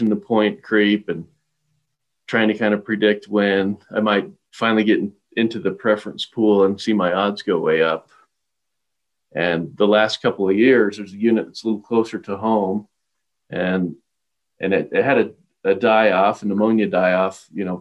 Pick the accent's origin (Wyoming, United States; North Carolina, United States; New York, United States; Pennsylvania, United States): Wyoming, United States; Star Valley; I grew up right here in Star Valley